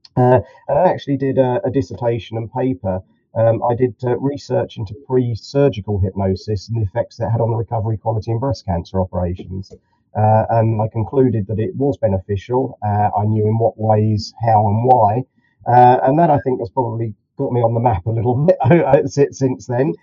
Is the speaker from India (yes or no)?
no; Farnham, South East England, United Kingdom; I'm about um, 30 miles um, southwest of London, a little place uh, called Farnham. It's on the Hampshire-Surrey border